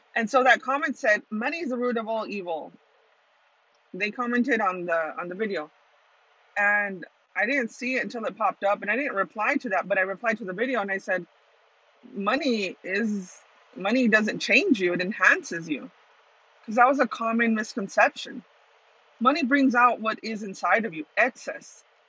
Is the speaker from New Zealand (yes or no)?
no; Tucson, Arizona, United States; Tucson, Arizona is my hometown